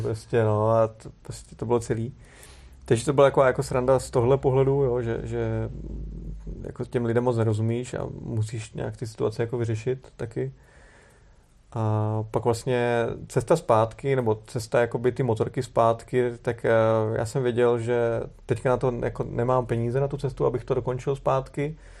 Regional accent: Czechia

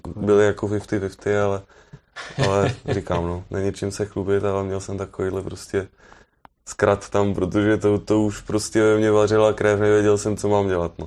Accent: Czechia; od nás, jako z Čech

